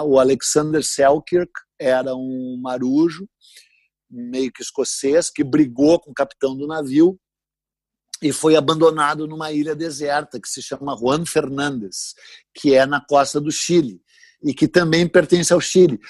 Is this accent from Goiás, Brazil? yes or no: no; Porto Alegre, Rio Grande do Sul, Brazil; eu sou de Porto Alegre, no Rio Grande do Sul